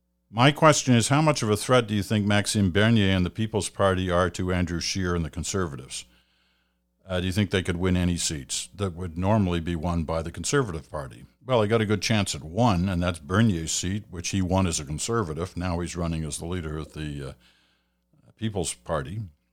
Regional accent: Australia; now in Canada; I'm a new Canadian. I'm from Australia originally. This will be my first time voting in an election here in Canada.

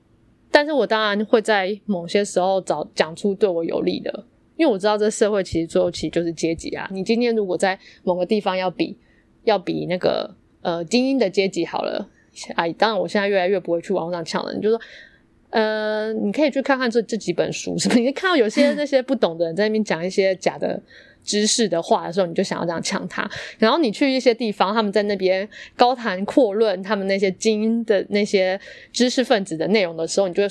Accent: Yilan County, Taiwan; now in Taipei, Taiwan; 可是你知道为什么我会有一个优势，就是因为我是宜兰人。我的意思是说，你知道我在宜兰已经没有很草根了，可是来到台北

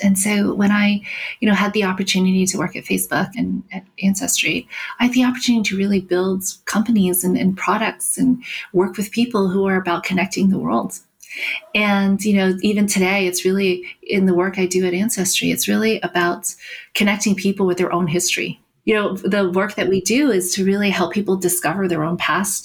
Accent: South Carolina, United States; also born or lived in New York; Growing up, being one of the very few Asian Americans in South Carolina

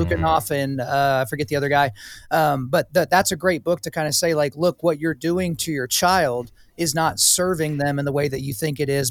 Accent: Oklahoma, United States; I grew up in Oklahoma, the belt buckle of the Bible Belt

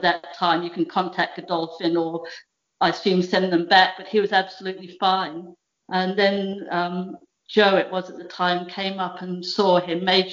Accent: Australia; also born or lived in Devon, England; now in Norfolk, United Kingdom; I was born in Devon. My parents emigrated to Australia in 1973.

